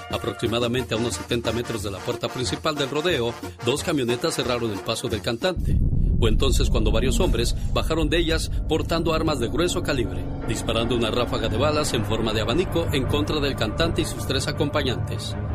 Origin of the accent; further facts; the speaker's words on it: Mexico; moved away; un día salí de México, pero México nunca salió